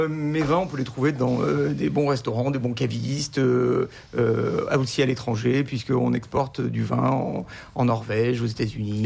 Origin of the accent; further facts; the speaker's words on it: Cornas, Auvergne-Rhône-Alpes, France; moved away; also born or lived in Lyon; je suis né à Cornas, chemin de pied la vigne. Mes parents y habitent toujours